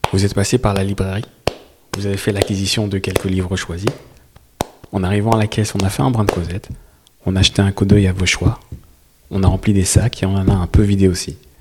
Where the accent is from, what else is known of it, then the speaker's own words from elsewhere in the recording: Italy; French is a second language; moved away as an adult; now in Arles, France; moi je suis italien